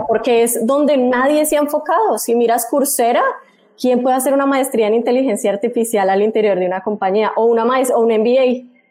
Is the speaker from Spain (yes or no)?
no; Bucaramanga, Santander, Colombia; moved away as an adult; also born or lived in Mexico City, Mexico; soy bumanguesa, soy de Colombia